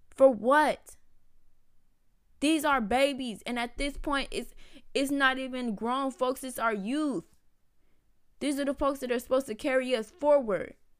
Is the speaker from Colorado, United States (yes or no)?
no; Houston, Texas, United States; I'm from Houston